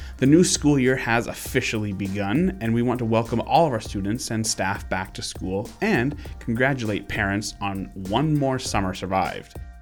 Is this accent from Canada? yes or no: yes; Vancouver Island, British Columbia, Canada; moved away; I grew up on Vancouver Island